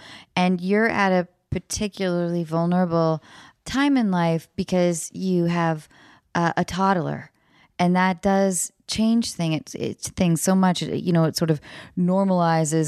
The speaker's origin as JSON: {"language": "English", "region": "Washington", "country": "United States", "said": "I'm from Washington"}